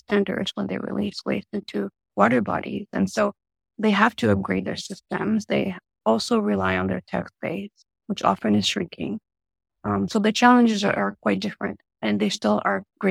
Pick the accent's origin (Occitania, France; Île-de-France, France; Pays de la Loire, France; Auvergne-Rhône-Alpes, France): Île-de-France, France; Paris; now in United States; Being born and raised in Paris